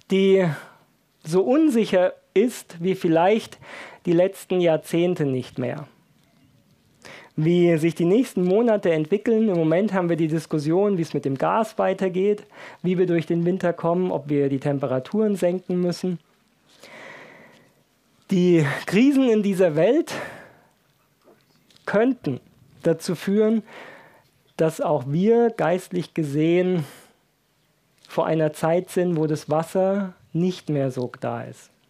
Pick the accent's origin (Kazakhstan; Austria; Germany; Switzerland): Germany; Baden-Württemberg; Ich bin ja in Baden-Württemberg aufgewachsen